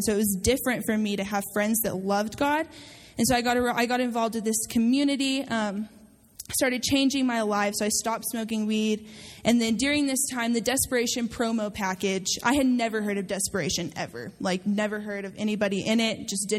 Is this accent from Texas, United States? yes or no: yes; Amarillo, Texas, United States; I'm a DLA intern this year. I'm a first year. I am from Amarillo, Texas.